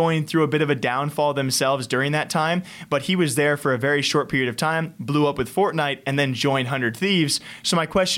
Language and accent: English; United States